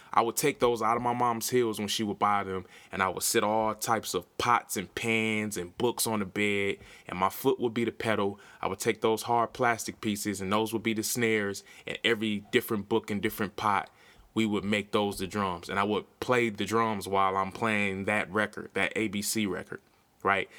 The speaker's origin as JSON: {"language": "English", "town": "Milwaukee", "region": "Wisconsin", "country": "United States", "said": "I'm from Milwaukee, Wisconsin"}